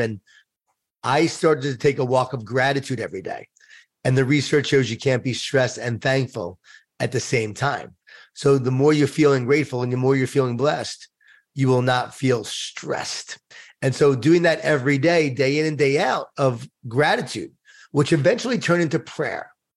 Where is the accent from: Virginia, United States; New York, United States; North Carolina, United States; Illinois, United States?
New York, United States; Long Island; I grew up in Long Island, New York